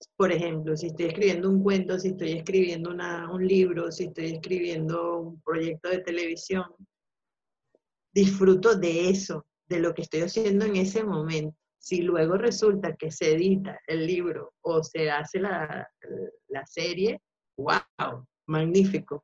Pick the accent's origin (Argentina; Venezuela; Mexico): Venezuela; also born or lived in Spain; now in Madrid, Spain; somos nosotros los venezolanos